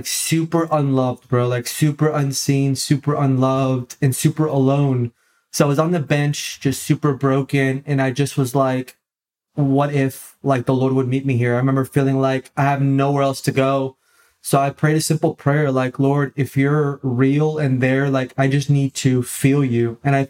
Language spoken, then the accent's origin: English; Orlando, Florida, United States; now in Tampa, United States; been in Tampa, Florida now for about 5 years. Pentecost Sunday will be 5 years here in the Tampa area. Born and raised in Orlando, Florida. So I'm not too far from where I was born and raised, about 2 hours from there now.